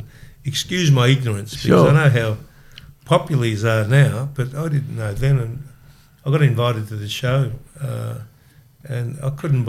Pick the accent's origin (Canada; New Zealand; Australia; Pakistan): Australia; South Melbourne, Victoria; In South Melbourne.